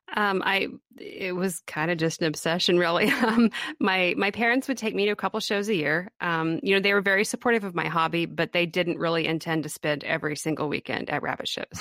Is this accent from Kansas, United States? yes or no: yes; Kansas, United States; I am from Kansas. I grew up here.